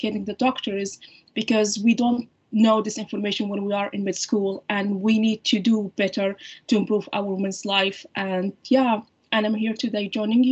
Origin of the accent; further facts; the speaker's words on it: Libya; English is a second language; moved away as an adult; now in Canada; I did my medical training in my home country, Libya